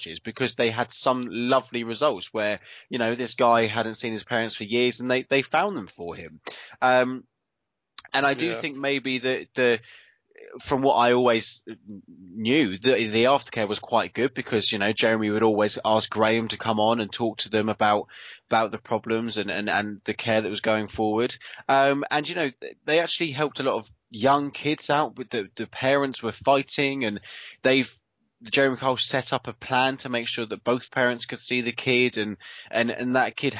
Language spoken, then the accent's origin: English; United Kingdom; we are very British